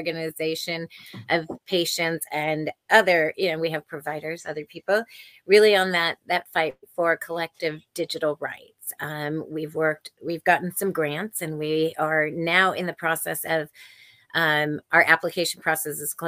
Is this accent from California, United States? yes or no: yes; Silicon Valley, California, United States; I was born and raised in Silicon Valley